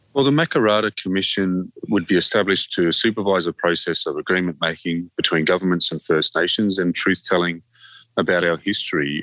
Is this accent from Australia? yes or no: yes; Australia; also born or lived in Torres Strait Islands; who we are as australians